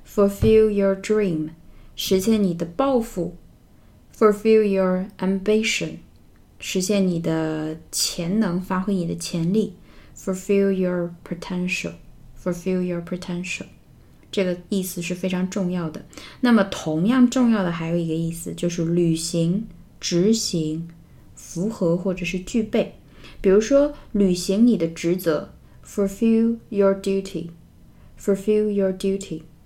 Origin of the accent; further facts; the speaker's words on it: China; 我们中国人